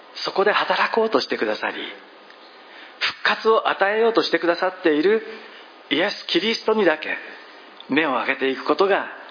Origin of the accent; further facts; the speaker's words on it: Zushi, Kanagawa, Japan; now in Odawara, Japan; 生まれ育ちが逗子なのですが